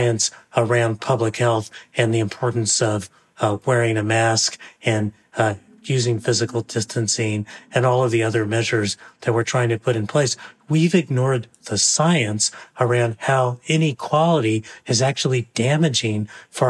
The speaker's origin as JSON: {"language": "English", "area": "San Gabriel Valley, east of East Los Angeles", "region": "California", "country": "United States", "tie": "born or raised there", "said": "I grew up in the San Gabriel Valley, east of East Los Angeles"}